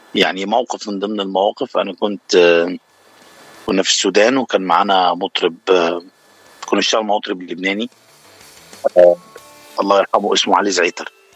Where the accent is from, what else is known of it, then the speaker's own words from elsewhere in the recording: Cairo, Cairo Governorate, Egypt; moved away as an adult; now in United States; انا من مصر من شبرا